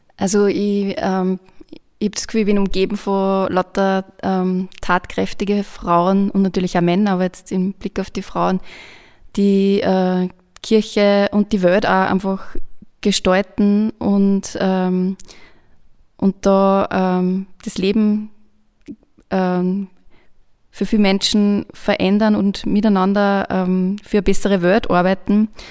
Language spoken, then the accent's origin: German; Linz, Upper Austria, Austria; Ich bin Linzerin.